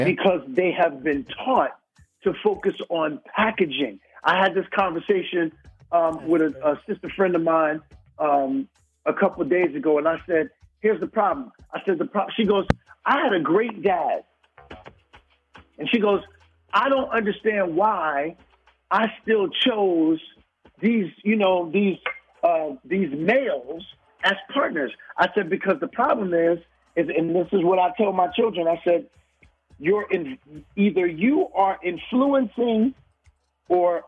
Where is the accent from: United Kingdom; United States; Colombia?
United States; New York City, New York; I grew up in the hood. I grew up in Brooklyn